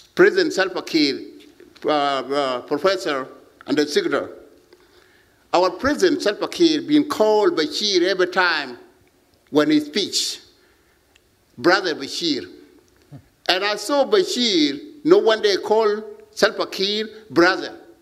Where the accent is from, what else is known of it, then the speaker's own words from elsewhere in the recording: South Sudan; now in United States; I'm South Sudanese. I'm in America